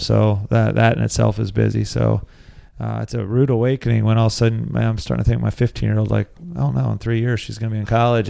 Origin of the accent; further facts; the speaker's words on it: Lancaster, Pennsylvania, United States; I grew up in Lancaster, Pennsylvania.